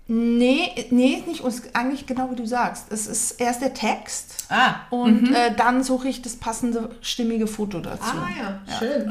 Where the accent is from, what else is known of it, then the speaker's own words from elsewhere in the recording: Basel, Basel-Stadt, Switzerland; Ich bin in Basel geboren, aber habe einen deutschen Pass